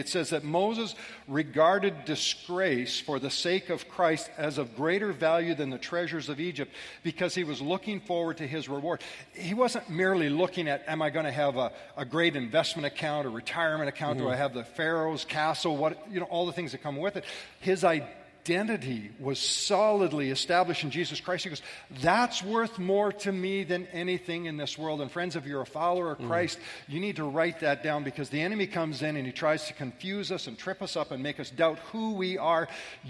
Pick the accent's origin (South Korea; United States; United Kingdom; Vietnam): United Kingdom; Scotland; I'm Scottish